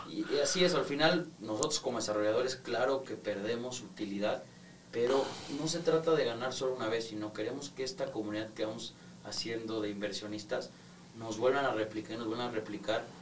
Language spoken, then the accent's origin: Spanish; Mexico; a nosotros como mexicanos nos gusta tener y sentir nuestra escritura